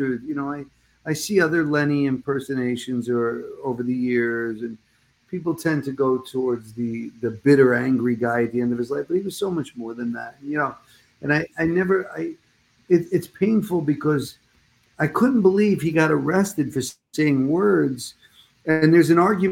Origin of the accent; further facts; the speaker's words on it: New Jersey, United States; moved away; also born or lived in Brooklyn, New York; I was born in Brooklyn, raised mostly in Jersey.